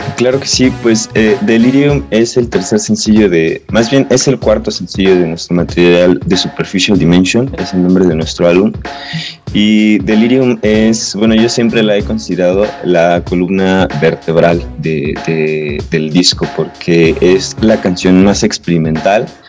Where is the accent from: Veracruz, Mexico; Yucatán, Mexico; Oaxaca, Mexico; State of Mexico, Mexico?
State of Mexico, Mexico; Toluca; Somos de aquí de Toluca